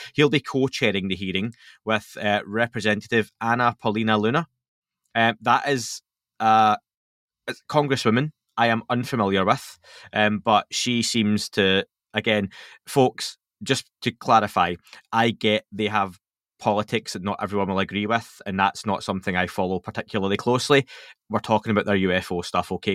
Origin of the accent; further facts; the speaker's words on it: Scotland, United Kingdom; I'm Scottish